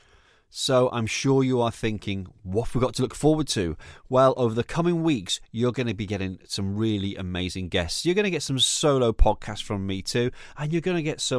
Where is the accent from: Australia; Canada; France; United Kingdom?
United Kingdom; the Northwest, North West England; now in East of England, United Kingdom; I am from the Northwest. I live in the East, but I'm still authentically me. And when I say East and Northwest, I'm referring to the UK